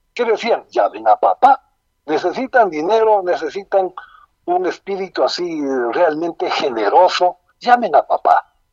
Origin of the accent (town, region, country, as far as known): Ecuador